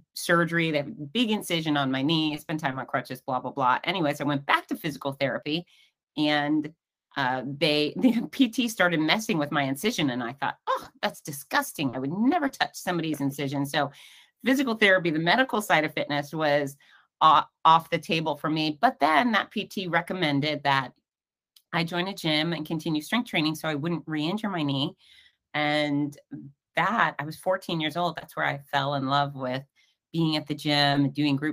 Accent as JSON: {"language": "English", "town": "Fort Lauderdale", "region": "Florida", "country": "United States", "tie": "born or raised there", "lives_now": "Gainesville, United States", "said": "I grew up in Fort Lauderdale"}